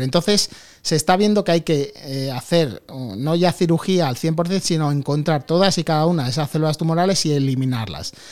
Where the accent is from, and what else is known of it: Madrid, Community of Madrid, Spain; born or raised there; also born or lived in New York, United States